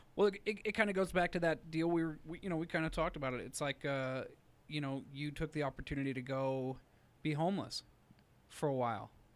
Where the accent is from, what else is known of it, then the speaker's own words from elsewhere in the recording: Utah, United States; I was raised in Utah